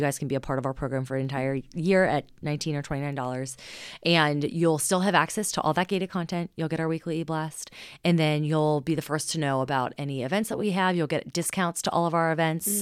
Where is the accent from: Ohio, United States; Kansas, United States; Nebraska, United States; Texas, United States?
Ohio, United States; Cincinnati; Cincinnati. I mean, we're just a very conservative town